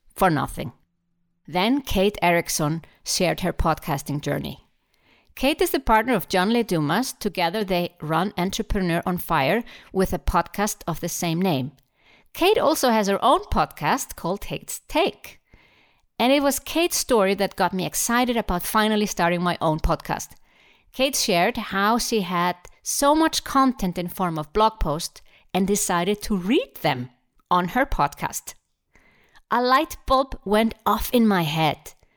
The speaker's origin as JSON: {"language": "English", "country": "Iceland", "said": "I'm from Iceland, an island in the middle of the Atlantic Ocean."}